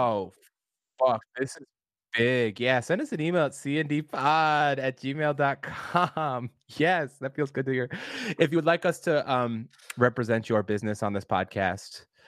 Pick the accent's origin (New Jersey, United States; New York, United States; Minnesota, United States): Minnesota, United States; Minneapolis; I'm a city boy, born and raised in Minneapolis